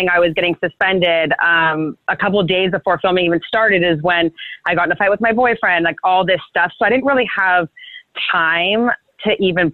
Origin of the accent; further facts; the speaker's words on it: Brentwood, California, United States; moved away as an adult; also born or lived in Santa Barbara, California; now in Los Angeles, United States; I'm from a really small town called Brentwood. A lot of people get that mixed up with Brentwood, LA, and Brentwood, Northern California. It's a really small kind of like country town. And that's where I grew up